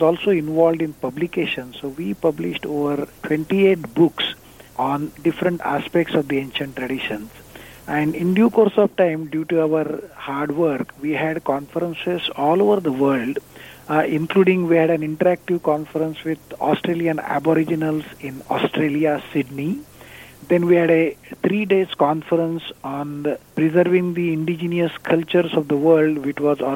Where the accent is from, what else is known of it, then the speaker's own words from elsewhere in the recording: India; moved away; I'm originally from India.